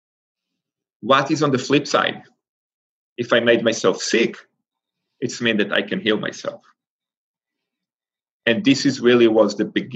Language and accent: English; Israel; moved away as an adult; I grew up in Israel, and Israel is Jewish